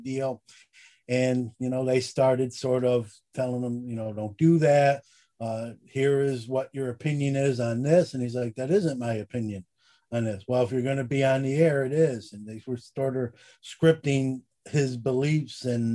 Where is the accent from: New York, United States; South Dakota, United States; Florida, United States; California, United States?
New York, United States; Syracuse; I'm from Syracuse